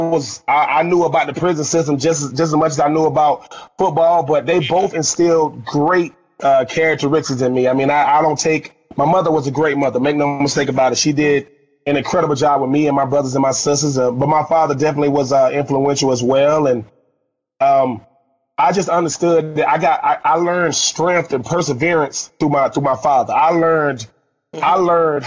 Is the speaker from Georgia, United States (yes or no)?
yes; Swainsboro, Georgia, United States